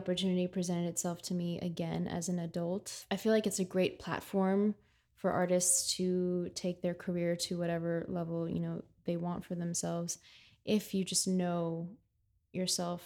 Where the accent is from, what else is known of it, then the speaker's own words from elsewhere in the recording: United States; now in New York City, United States; I was raised in the States